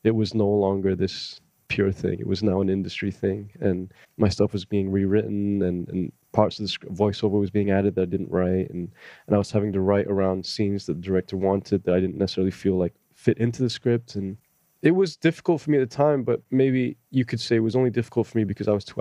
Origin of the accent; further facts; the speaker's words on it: Malaysia; moved away; I was from Malaysia